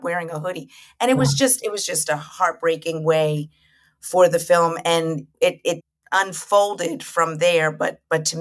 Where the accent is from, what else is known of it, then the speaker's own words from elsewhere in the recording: United States; I'm Black American